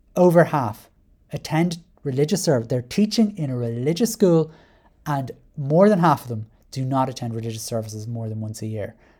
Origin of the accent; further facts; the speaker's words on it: Ireland; I identify as white Irish